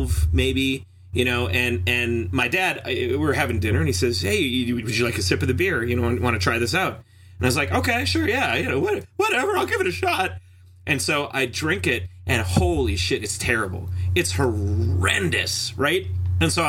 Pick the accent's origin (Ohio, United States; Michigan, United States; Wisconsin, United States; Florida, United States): Wisconsin, United States; Superior; I'm originally from Superior, Wisconsin, which is just hours away from the Canadian border